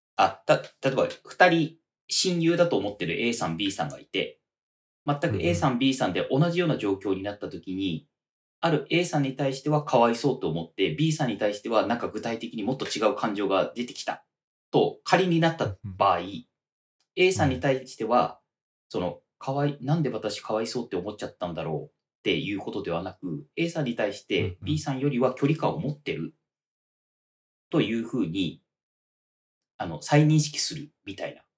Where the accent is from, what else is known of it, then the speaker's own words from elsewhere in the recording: Toyama, Japan; moved away as an adult; now in Tokyo, Japan; 僕、富山出身ですけど